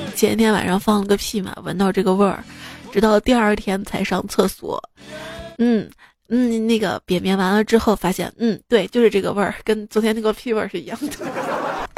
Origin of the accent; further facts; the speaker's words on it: Xi'an, Shaanxi, China; 作为一个西安人，我至今没有去过永兴坊